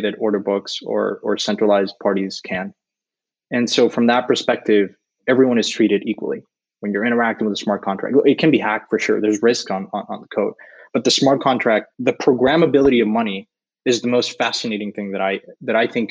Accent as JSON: {"language": "English", "country": "Mexico", "said": "I'm from Mexico"}